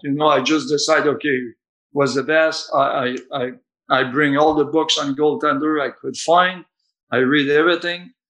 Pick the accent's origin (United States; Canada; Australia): Canada; I'm coming from Canada